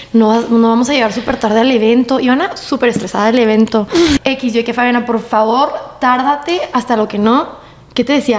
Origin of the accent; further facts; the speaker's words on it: El Paso, Texas, United States; moved away; que no me conocen por ser del paso